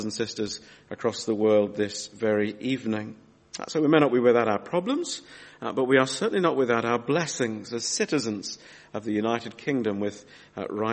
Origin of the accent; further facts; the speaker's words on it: Australia; moved away; When I was 8 years old, my daughter Mary's age now, and I was growing up in Australia